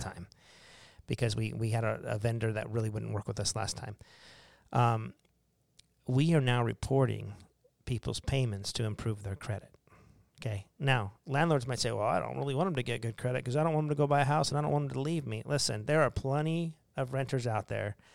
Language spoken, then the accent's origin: English; Arizona, United States; We're from Arizona